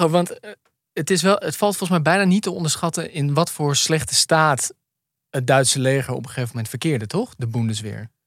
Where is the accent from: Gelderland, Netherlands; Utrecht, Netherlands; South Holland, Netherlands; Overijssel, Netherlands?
Overijssel, Netherlands; near Zwolle; waar ik ben opgegroeid, in de buurt van Zwolle, onder de rook van Zwolle